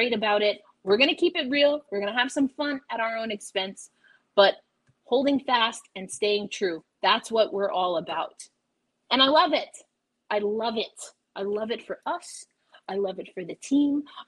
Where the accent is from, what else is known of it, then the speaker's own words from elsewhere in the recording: New York, United States; I'm a New Yorker through and through